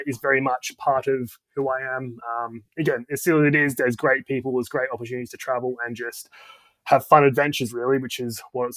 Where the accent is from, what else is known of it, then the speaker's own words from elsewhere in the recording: Australia; moved away as an adult; now in London, United Kingdom; I'm Australian, but I've been in London, UK for almost 10 years now